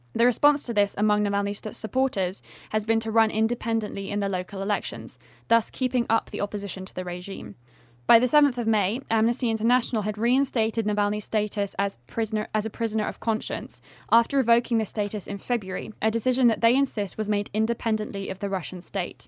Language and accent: English; United Kingdom; as a Brit